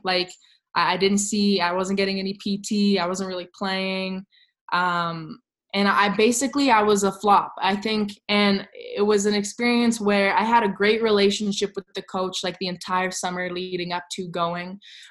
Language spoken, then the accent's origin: English; Canada; growing up in Canada, it's not necessarily instilled from a young age.